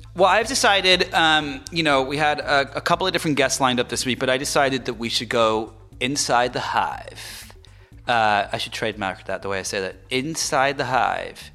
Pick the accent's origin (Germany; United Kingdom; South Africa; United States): United Kingdom; England; moved away; I'm not from America. I'm, I was born in England